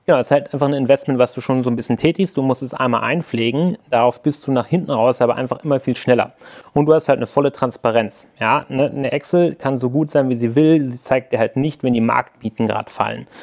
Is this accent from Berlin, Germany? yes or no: no; Hanover, Lower Saxony, Germany; ich komme gebürtig aus Hannover